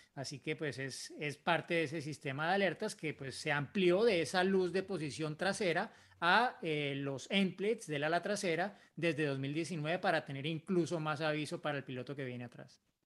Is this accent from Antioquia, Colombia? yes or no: no; Bogotá, Colombia; now in Yopal, Colombia; soy de Bogotá, Colombia y actualmente resido